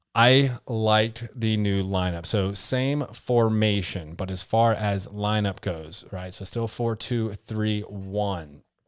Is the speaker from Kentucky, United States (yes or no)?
yes; Kentucky, United States; I'm from Kentucky